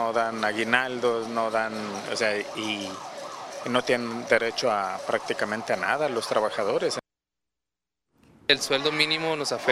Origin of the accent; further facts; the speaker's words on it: Manzanillo, Colima, Mexico; yo no soy de aquí, eh, soy, de, soy de Manzanillo